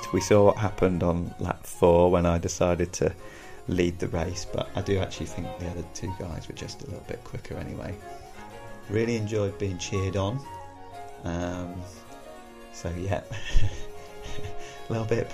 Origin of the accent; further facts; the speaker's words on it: Devon, South West England, United Kingdom; moved away; I'm a real southerner here, so I'm originally from Devon